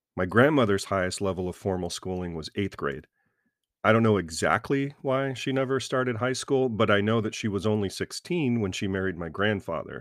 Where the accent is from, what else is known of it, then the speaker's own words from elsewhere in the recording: American South, United States; I was raised a Christian in the American South